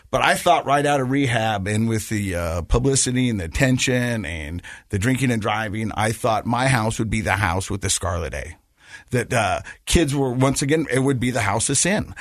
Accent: Ogden, Utah, United States; I grew up in Ogden, um, and, uh, my parents got divorced, and we lived with my mom

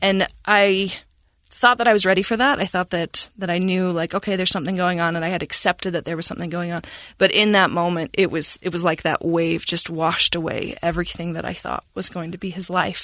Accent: Cache Valley, Utah, United States; I was born in Cache Valley, and, um, we moved around a bit, and as my dad, uh, rejoined the Army. And so when I was seven, we ended up back in Cache Valley, and, um, I went to school there

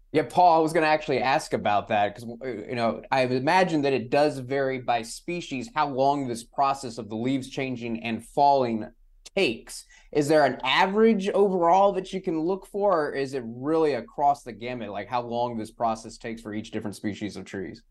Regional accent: San Antonio, Texas, United States; also born or lived in Richmond, Virginia / Cincinnati, Ohio; now in Chicago, United States; growing up in San Antonio

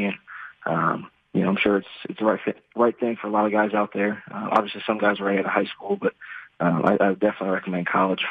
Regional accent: Gahanna, Ohio, United States; Yes, sir, Gahanna.

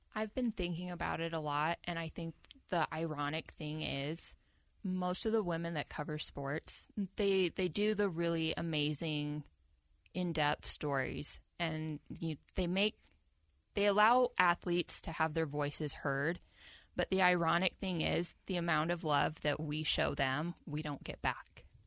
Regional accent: Salt Lake City, Utah, United States; I'm from Salt Lake

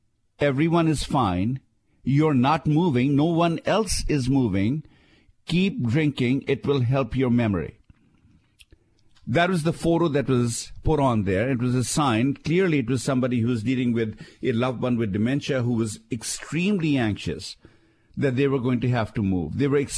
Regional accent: Shimla, Himachal Pradesh, India; somebody in the town that I grew up in India, Shimla, actually picked the story up

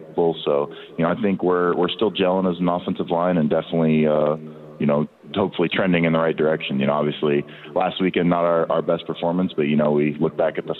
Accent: Southlake, Texas, United States; moved away as an adult; now in Seattle, United States; I grew up in South Lake for, you know, nearly all my life

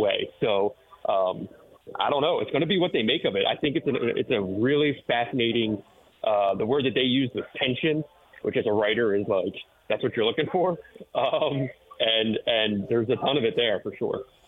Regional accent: Philadelphia, Pennsylvania, United States; now in Detroit, United States; I'm from Philadelphia

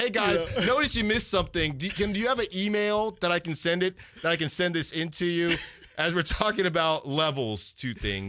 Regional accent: Virginia, United States; born there; I was born in Virginia, actually, so maybe that's part of it.

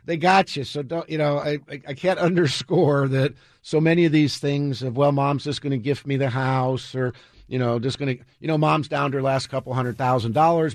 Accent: United States

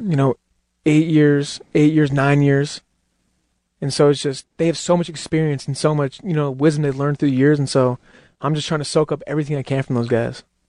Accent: Utah, United States; I'm from Utah

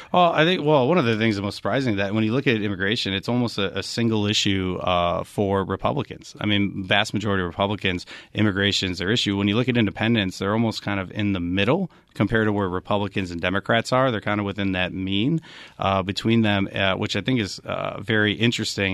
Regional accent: Wisconsin, United States; now in Arizona, United States; I'm actually from, uh, Wisconsin is where I hail from

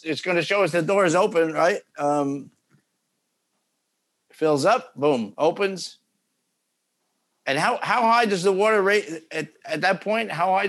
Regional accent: New Jersey, United States; I'm from New Jersey.

